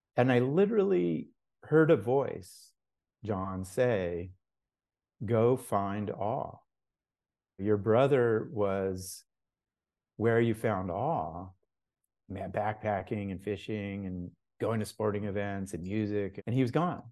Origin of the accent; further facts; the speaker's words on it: Los Angeles, California, United States; also born or lived in Mexico; I was born in Mexico. I grew up as you say, in Laurel Canyon in the late sixties